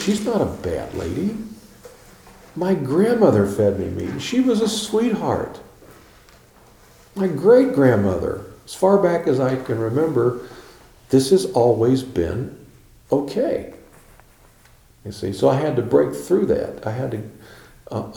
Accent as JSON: {"language": "English", "town": "Chicago", "region": "Illinois", "country": "United States", "tie": "born or raised there", "also_born_or_lived": "Tennessee", "said": "When I was 4 years old, I went to Chicago. And I grew up in Chicago"}